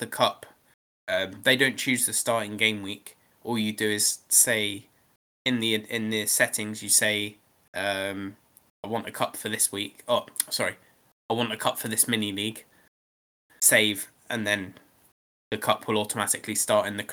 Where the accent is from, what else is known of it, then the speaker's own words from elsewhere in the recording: England, United Kingdom; I'm English, I'm entered into the England Cup as well